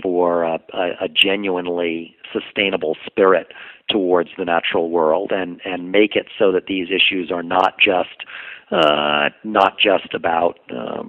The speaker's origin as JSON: {"language": "English", "town": "New York City", "region": "New York", "country": "United States", "tie": "born or raised there", "said": "I grew up and lived in New York City"}